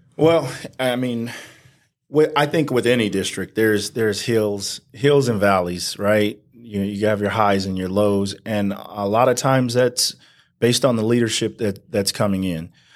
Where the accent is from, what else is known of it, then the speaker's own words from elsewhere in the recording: Banning, California, United States; also born or lived in Palm Springs, California; raised here, uh, all the way up until I graduated high school in nineteen ninety-six.